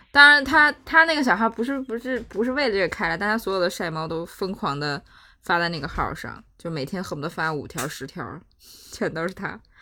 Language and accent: Chinese; China; 我们中国人在这种一些情况下的这些行为